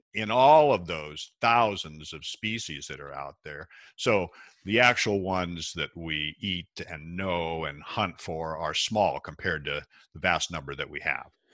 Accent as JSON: {"language": "English", "town": "Seattle", "region": "Washington", "country": "United States", "tie": "born or raised there", "said": "I was born and raised in Washington State, uh, Seattle is where I grew up"}